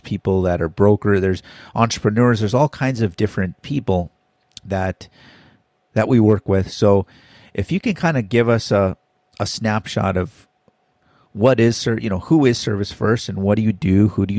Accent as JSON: {"language": "English", "region": "Hawaii", "country": "United States", "also_born_or_lived": "Minnesota", "said": "I'm from Hawaii"}